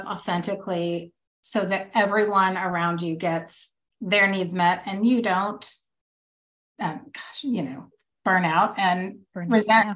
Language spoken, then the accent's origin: English; the South, United States; now in Texas, United States; I'm from the South and, you know, I live in Texas